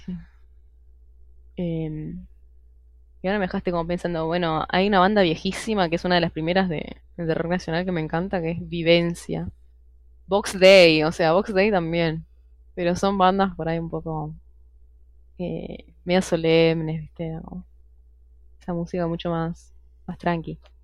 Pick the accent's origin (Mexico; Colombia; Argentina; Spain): Argentina; soy argentina